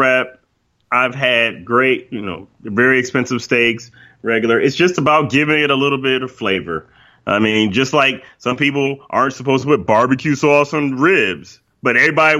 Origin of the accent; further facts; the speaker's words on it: Cleveland Heights, Ohio, United States; we grew up in Cleveland Heights